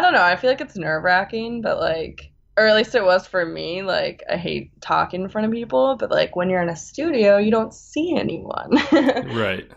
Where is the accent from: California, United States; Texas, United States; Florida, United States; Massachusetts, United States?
California, United States; Bay Area; moved away as an adult; also born or lived in Boston; now in East Coast, United States; I'm originally from California. I grew up in the Bay Area um, by the redwoods and the beach, which I miss very much because I'm now I'm on the East Coast.